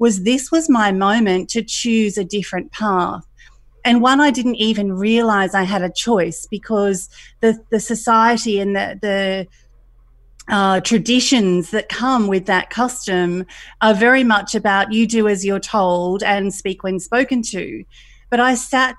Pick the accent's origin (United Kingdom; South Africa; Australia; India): Australia; country Victoria; also born or lived in Thailand / Middle East / Queensland; I was growing up in a country environment in Australia